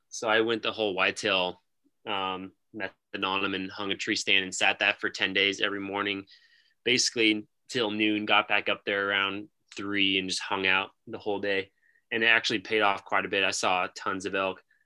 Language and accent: English; Lincoln, Nebraska, United States; We're from Lincoln, Nebraska.